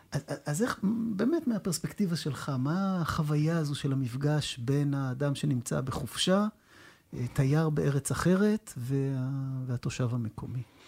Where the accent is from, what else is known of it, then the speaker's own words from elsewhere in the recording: Jerusalem, Jerusalem District, Israel; אני גדלתי בירושלים